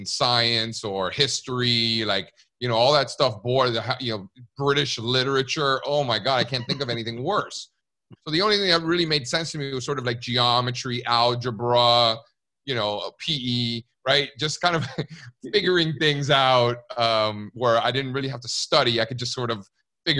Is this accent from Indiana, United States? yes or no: no; Miami, Florida, United States; moved away; also born or lived in New York City; I grew up in Miami, Cuban parents.